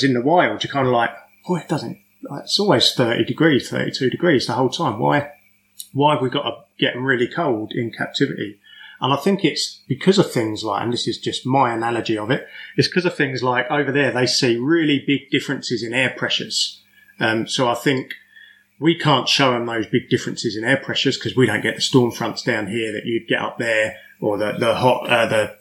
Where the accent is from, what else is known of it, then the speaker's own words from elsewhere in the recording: England, United Kingdom; moved away; I come from England and I spent a majority of my keeping life in England